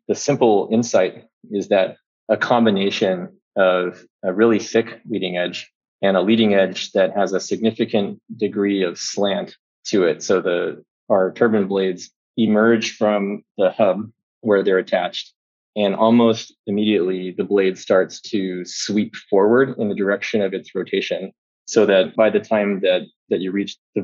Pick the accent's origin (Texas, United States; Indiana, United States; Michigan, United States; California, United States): Texas, United States; rural; I grew up in Texas, in rural Texas. I spent every spare moment I had playing in the creek.